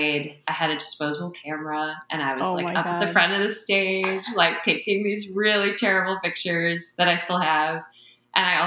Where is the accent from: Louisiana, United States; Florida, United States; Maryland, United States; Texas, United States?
Maryland, United States; Baltimore; I moved to Baltimore when I think I was like 9 going on 10